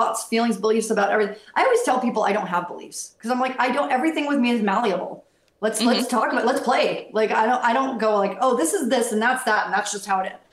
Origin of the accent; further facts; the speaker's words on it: United States; moved away as an adult; also born or lived in Boston / Los Angeles; I grew up in the Tri-Cities, but then I moved to Boston and got to live there for 10 years.